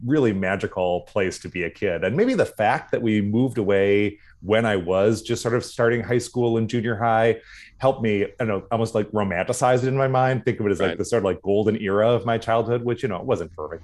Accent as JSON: {"language": "English", "town": "Duluth", "region": "Minnesota", "country": "United States", "tie": "born or raised there", "also_born_or_lived": "St. Paul, United States", "said": "when I was starting second grade, we moved to Duluth"}